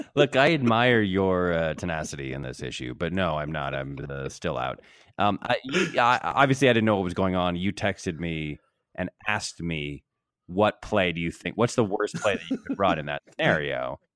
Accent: Connecticut, United States; my old house where I grew up in Connecticut.

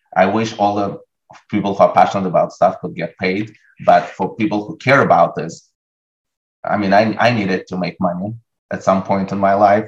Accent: Russia; moved away; I grew up in Russia. As a teenager in Russia

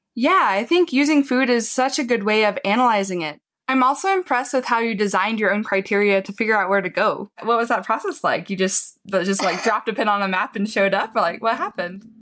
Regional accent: a small town in Texas, United States; I actually grew up in a small town in Texas

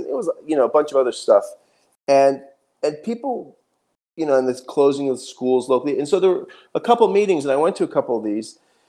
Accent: United States; But to participate as an American in my own society, I realized, wow, this is the first time I have been involved in a movement that's actually populated by the working class.

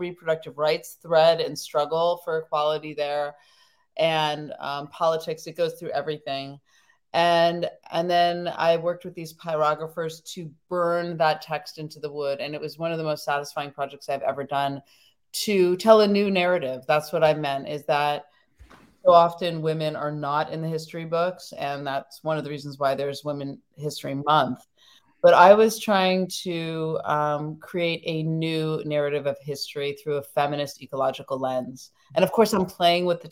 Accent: near Muir Woods, California, United States; I grew up right near Muir Woods. I still live by it

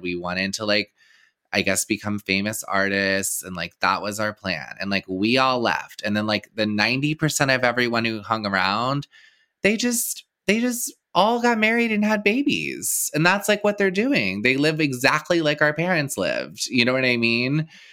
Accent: Texas, United States; moved away; I grew up in Texas

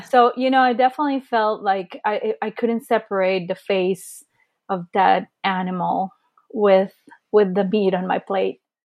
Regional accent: Costa Rica; also born or lived in California, United States; now in Los Angeles, United States; I was born here in the States, in California, to be more precise, but I actually moved to Costa Rica, where my uh, dad was from, uh, when I was just two

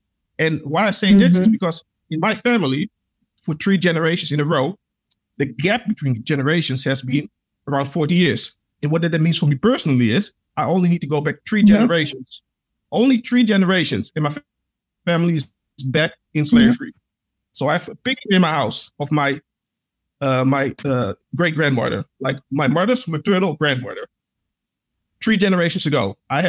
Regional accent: Suriname; Because like, even though like I'm from Suriname, but like I said, I'm Pan-African, I know the history.

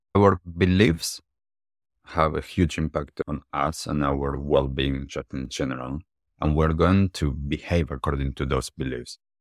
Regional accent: Argentina; also born or lived in United States / New York / Miami / California; now in New Zealand; from when I grew up in Argentina, as I lived in different places around the world, and now in New Zealand

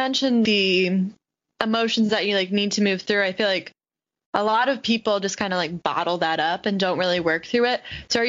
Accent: Florida, United States; I was born and raised in Florida.

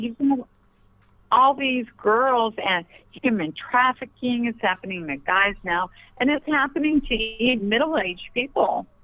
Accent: Pennsylvania, United States; moved away; I'm from Pennsylvania originally, so we talk fast.

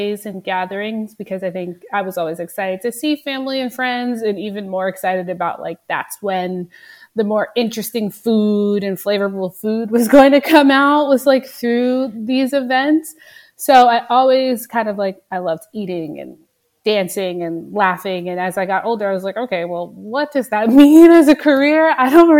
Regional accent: Nanuet, New York, United States; now in New York City, United States; I grew up in Rockland County, New York, in this small town called Nanuet.

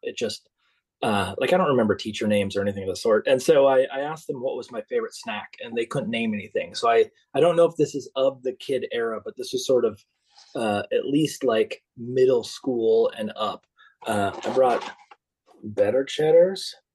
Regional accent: Minnesota, United States; When I grew up in Minnesota, we were the only family

